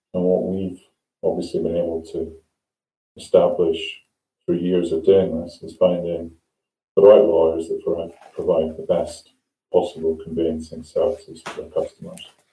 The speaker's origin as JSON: {"language": "English", "region": "Scotland", "country": "United Kingdom", "moved": "yes", "lives_now": "England", "said": "I come from Scotland"}